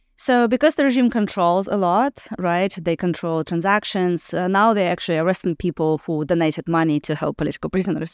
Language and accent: English; Belarus; moved away; also born or lived in Ukraine